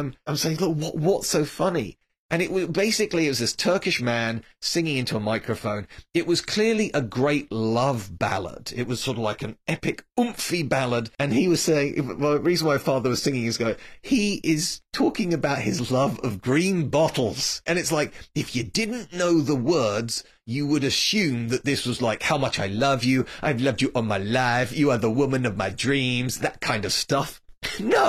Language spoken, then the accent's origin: English; England, United Kingdom; accent: English; I am the son of immigrants. Now, my voice does not give it away. I sound as English could be. But neither of my parents were born here